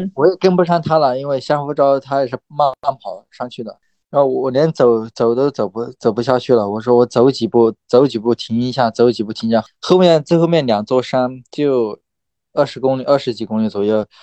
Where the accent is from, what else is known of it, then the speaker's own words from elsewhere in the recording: Lijiang, Yunnan, China; 来我老家丽江一起训